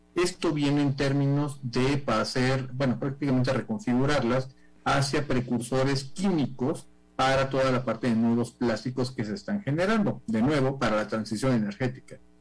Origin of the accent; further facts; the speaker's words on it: Mexico; en México, en mi país